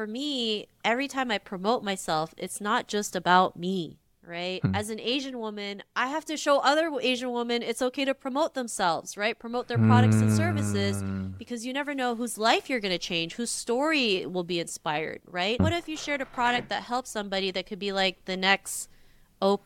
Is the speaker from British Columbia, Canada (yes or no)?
no; Toronto, Ontario, Canada; growing up in Toronto, I never saw anybody that looked like me